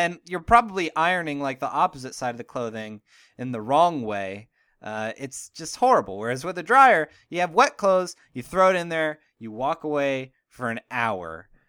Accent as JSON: {"language": "English", "town": "Pittsburgh", "region": "Pennsylvania", "country": "United States", "said": "All right, and I am going to go with Iron Man because I'm from Pittsburgh"}